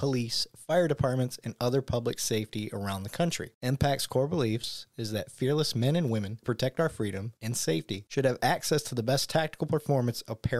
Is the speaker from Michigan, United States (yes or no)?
yes; Michigan, United States; moved away as an adult; also born or lived in Montana; now in Texas, United States; I'm an honorary Southern Canadian, being born and raised in Michigan